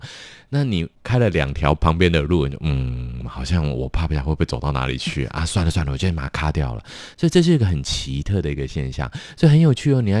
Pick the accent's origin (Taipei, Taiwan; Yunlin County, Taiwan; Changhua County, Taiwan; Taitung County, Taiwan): Taipei, Taiwan; 对，我是台北人呢。